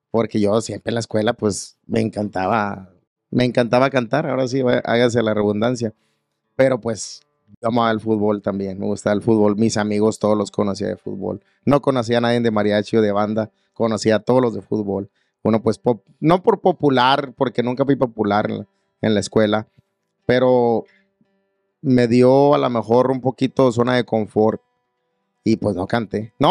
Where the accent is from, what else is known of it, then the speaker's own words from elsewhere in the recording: Texas, United States; Nosotros somos de Texas, la novia de California y estábamos en Miami.